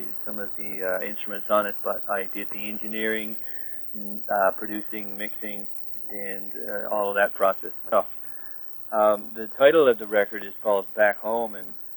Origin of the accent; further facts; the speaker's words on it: Newfoundland and Labrador, Canada; I think as a Newfoundlander, which, I was born on the Southwest Coast.